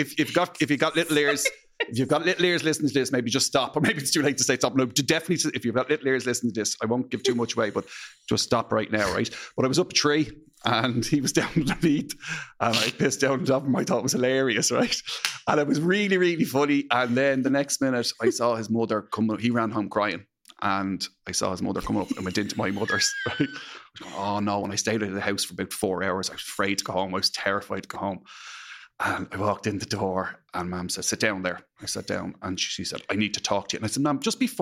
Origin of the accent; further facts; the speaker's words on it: Dublin, Leinster, Ireland; I grew up just near Roselawn. Roselawn Inn, Brompton is where I grew up